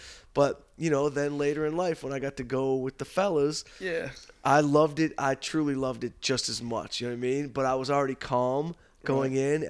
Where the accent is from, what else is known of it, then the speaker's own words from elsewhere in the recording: Detroit, Michigan, United States; even though we're from Detroit.